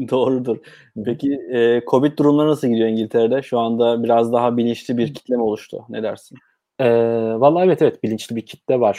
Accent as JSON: {"language": "Turkish", "region": "Bursa", "country": "Turkey", "tie": "born or raised there", "said": "E, ben Bursalıyım. E, Bursa doğumluyum. 1985 e, Bursa'da dünyaya geldim. Ailem de Bursalı."}